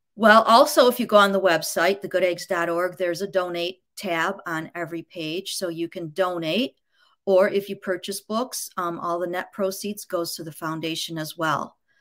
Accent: Grosse Pointe, Michigan, United States; I was born in Grosse Pointe, Michigan

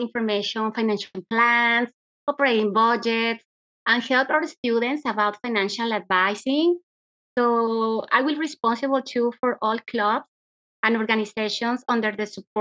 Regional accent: Mexico; moved away; I'm from Mexico

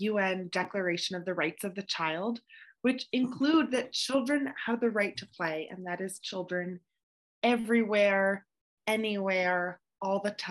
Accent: Vermont, United States; I grew up in Vermont

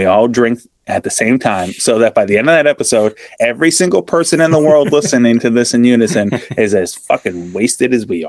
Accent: Australia; I'm Australian.

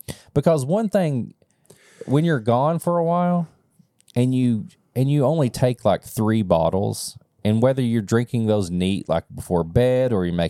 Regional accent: Kentucky, United States; But then they found out I was from Kentucky

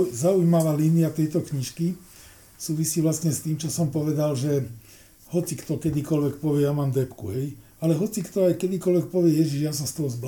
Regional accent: Bratislava area, Bratislava Region, Slovakia; my sme z Bratislavy okolia

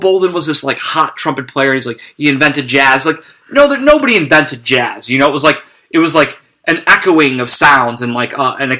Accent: Cleveland, Ohio, United States; now in New Orleans, United States; I grew up in Cleveland

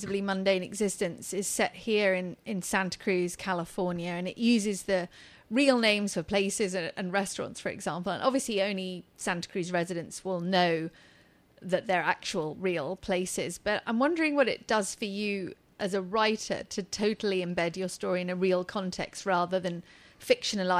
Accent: United Kingdom; moved away as an adult; I'm from Britain

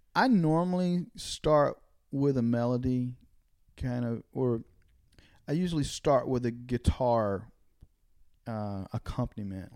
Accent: Dunn, North Carolina, United States; moved away as an adult; also born or lived in Nashville; I grew up in North Carolina. I grew up in the eastern part of the state

